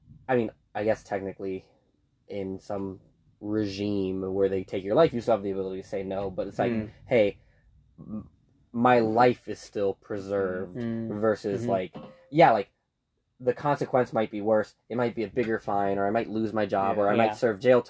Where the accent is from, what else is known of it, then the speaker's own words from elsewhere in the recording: United States; talking as an American